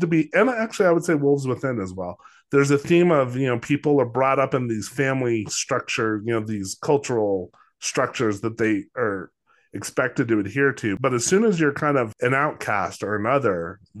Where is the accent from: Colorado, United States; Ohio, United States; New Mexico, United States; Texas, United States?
New Mexico, United States; growing up in New Mexico